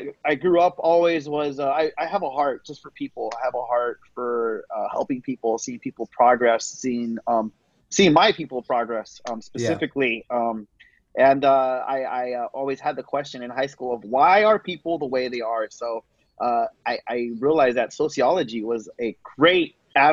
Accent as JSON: {"language": "English", "town": "San Diego", "region": "California", "country": "United States", "tie": "born or raised there", "also_born_or_lived": "Texas / Chula Vista", "said": "I am originally from San Diego, born and raised, did live in Texas for a few years"}